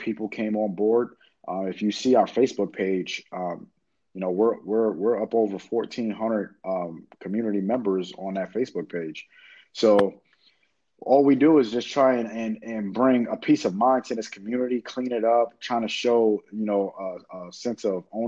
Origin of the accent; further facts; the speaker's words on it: Queens, New York, United States; especially, you know, like you said, with us being from Queens, my neighborhood is identical to the way we grew up in Queens.